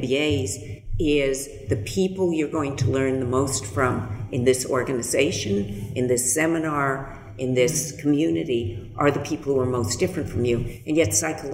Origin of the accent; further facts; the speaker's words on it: California, United States; I was born in California. I was born in a very privileged part of the world.